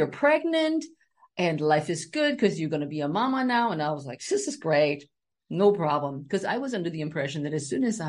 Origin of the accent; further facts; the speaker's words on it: Germany; moved away as an adult; now in Silver Spring, United States; I grew up in Germany